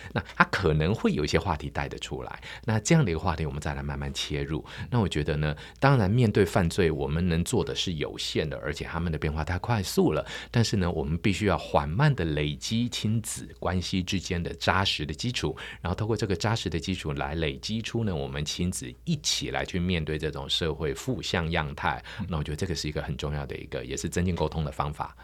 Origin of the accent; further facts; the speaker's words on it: Taiwan; 我们台湾人最引以为傲、最美的风景